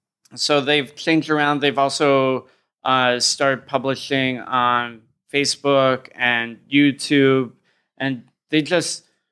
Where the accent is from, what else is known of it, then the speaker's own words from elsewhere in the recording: United States; I'm American. My understanding of government and geography is terrible.